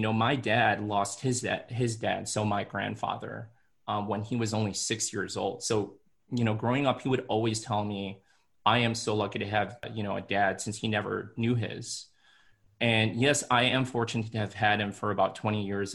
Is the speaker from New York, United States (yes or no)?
no; Chicago, Illinois, United States; moved away as an adult; also born or lived in Washington, D.C.; now in Los Angeles, United States; I was born and raised in Chicago, Illinois